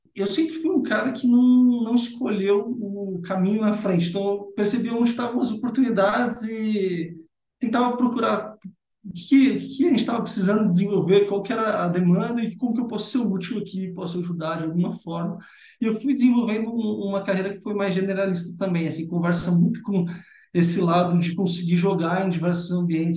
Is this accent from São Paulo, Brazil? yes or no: yes; São Paulo, Brazil; also born or lived in São Carlos; Então, eu sou nascido em São Paulo, né? São Paulo capital, então sou paulistano.